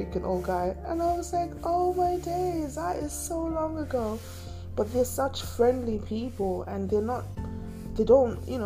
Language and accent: English; Harare, Zimbabwe; moved away; I will continuously act like where I was raised. And I'm a G Park B. baby all through and through. You know, Greystone Park every day, all day